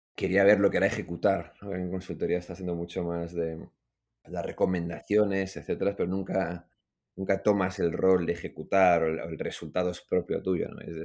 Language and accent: Spanish; Madrid, Community of Madrid, Spain; moved away as an adult; also born or lived in Iran / London; Yo crecí en Madrid, que es lo que explica el, acento